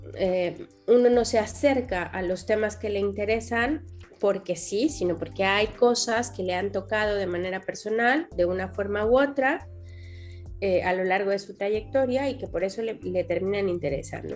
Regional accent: Mexico; soy, soy mexicana

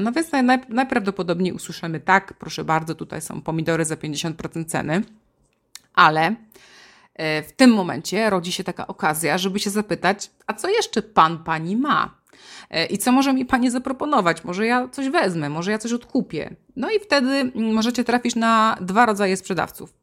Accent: Silesian Voivodeship, Poland; now in Warsaw, Poland; u nas na Śląsku o godzinie 12 to rosół musi być

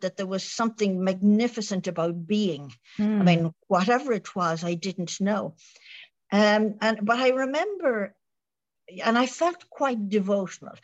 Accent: Ireland

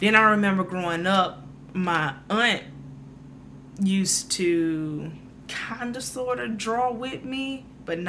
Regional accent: Prichard, Alabama, United States; moved away as an adult; now in Georgia, United States; I'm coming from Mobile, grew up in Mobile, well, Pritchard

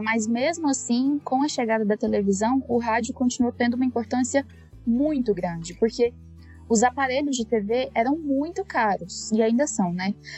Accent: Jataí, Goiás, Brazil; moved away as an adult; now in São Paulo, Brazil; eu sou goiana, de uma cidade chamada Jataí, no interior de Goiás. Eu morei lá em Goiás a maior parte da minha vida

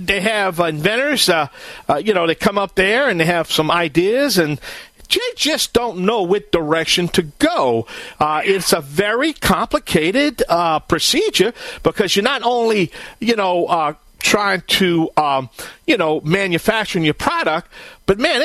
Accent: Bayou Land, Louisiana, United States; I am the Cajun man from the Bayou Land

